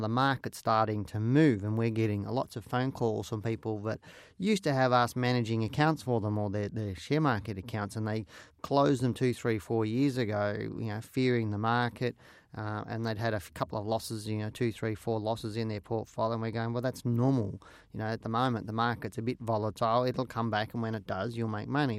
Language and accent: English; Geelong, Victoria, Australia; I was born and raised in Geelong